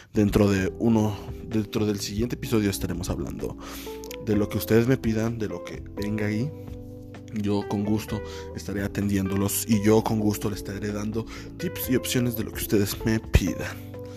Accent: Mexico City, Mexico; now in Chimalhuacán, Mexico; oriundo de la Ciudad de México, nací en la Ciudad de México, en el barrio de Iztapalapa

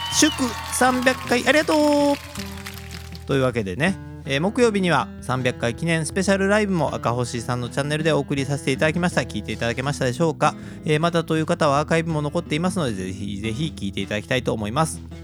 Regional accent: Kobe, Hyogo, Japan; 神戸っ子

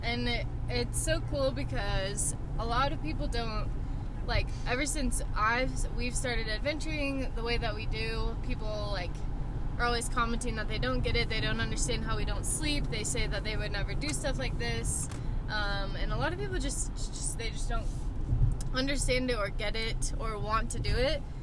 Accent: Oklahoma, United States; moved away as an adult; now in Colorado, United States; I'm from Oklahoma, and then I've lived in Colorado for a year and a half now.

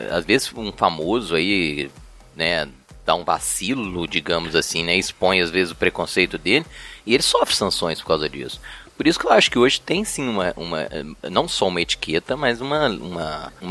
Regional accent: Belo Horizonte, Minas Gerais, Brazil; eu sou né, de Belo Horizonte, então eu circulo por né, Belo Horizonte, contagem.

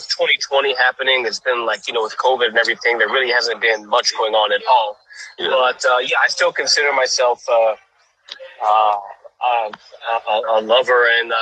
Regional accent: Chicago, Illinois, United States; moved away as an adult; also born or lived in Barcelona, Spain; now in Girona, Spain; I'm from Chicago, Illinois.

